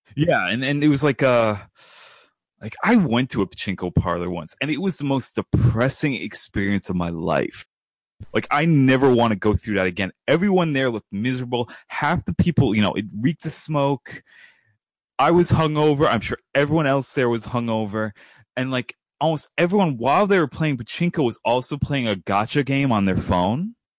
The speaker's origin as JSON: {"language": "English", "region": "New York", "country": "United States", "said": "I'm from New York"}